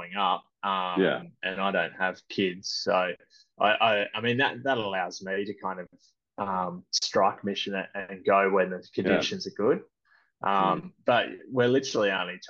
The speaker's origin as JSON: {"language": "English", "town": "Perth", "region": "Western Australia", "country": "Australia", "tie": "born or raised there", "also_born_or_lived": "London, United Kingdom", "moved": "as an adult", "lives_now": "Sydney, Australia", "said": "I grew up in Perth"}